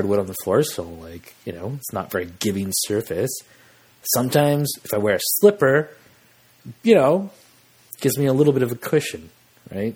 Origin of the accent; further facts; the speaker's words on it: Western Canada, Canada; we're Canadian in the West